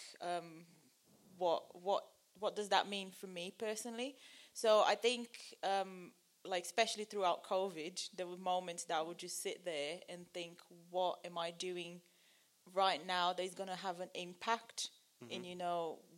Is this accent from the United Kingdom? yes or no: no; Brazil; moved away; I'm from Brazil